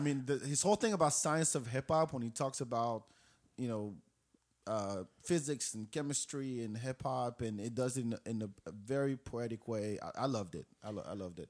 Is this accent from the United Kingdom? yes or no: no; Morocco; English is a second language; now in Austin, United States; I'm from Morocco